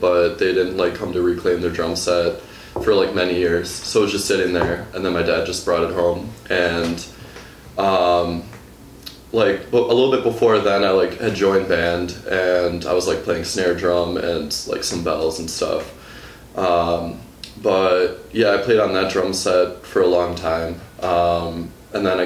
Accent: West Bend, Wisconsin, United States; moved away as an adult; now in Milwaukee, United States; I grew up just outside of West Bend

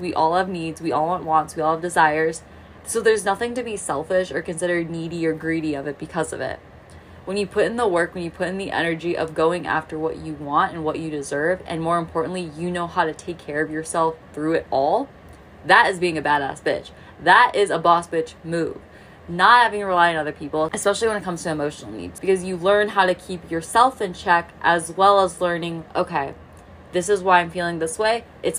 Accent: Midwest, United States; I grew up in the Midwest, so the closest ocean is in Florida.

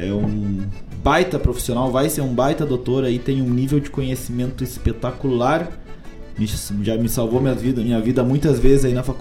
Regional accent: Rio Grande do Sul, Brazil; moved away as an adult; now in Paraguay; assim como eu é gaúcha.

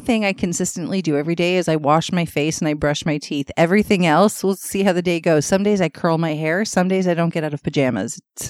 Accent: Toronto, Ontario, Canada; also born or lived in London, Ontario; I was born and raised in Scarborough. I lived outside of Scarborough twice. Once when I went to university at Western in London, Ontario. And once for 5 years, Mark and I lived midtown Toronto.

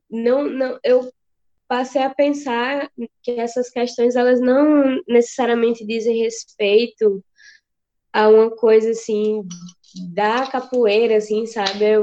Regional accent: Juazeiro, Brazil; assim, sou daqui de Juazeiro

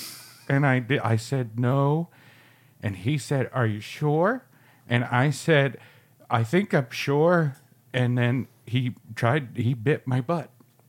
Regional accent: Ireland; I'm Irish, so fuck off.

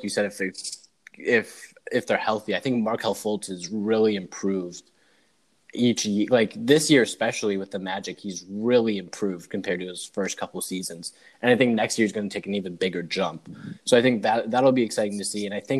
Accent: Michigan, United States; I'm from Michigan.

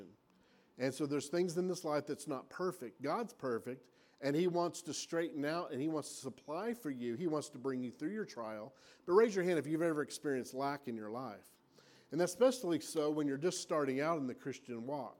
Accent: Oklahoma, United States; I'm from Oklahoma

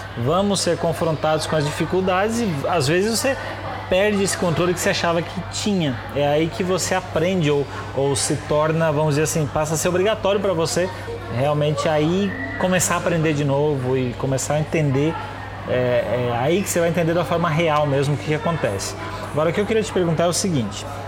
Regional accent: Brazil; moved away as an adult; now in China; nós que somos brasileiros e a gente tá aqui na China

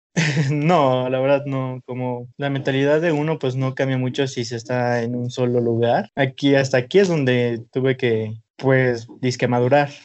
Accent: Oaxaca, Mexico; now in Mexico City, Mexico; soy originario de un pueblo de Oaxaca, del estado de Oaxaca, y soy músico

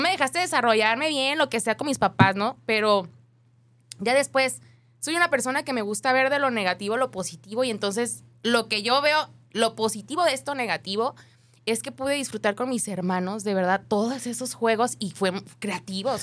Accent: Ocotlán, Jalisco, Mexico; also born or lived in Guadalajara, Jalisco; Nací en Guadalajara, pero como a los meses me fui a vivir a Ocotlán, Jalisco

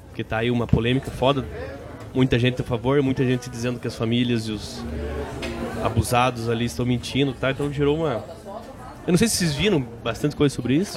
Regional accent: Brazil; eu, como brasileiro

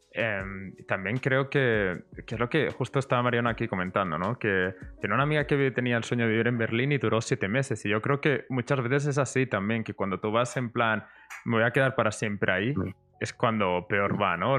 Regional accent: Barcelona, Catalonia, Spain; yo vengo de Barcelona

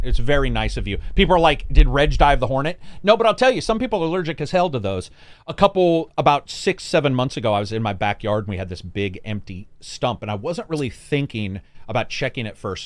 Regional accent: Oregon, United States; they're talking in, like, Oregonian from where I'm from

